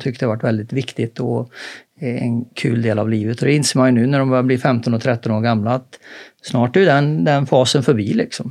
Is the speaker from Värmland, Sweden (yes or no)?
yes; Karlstad, Värmland, Sweden; moved away; hemma i Karlstad. Då hade vi ett tekniskt gymnasium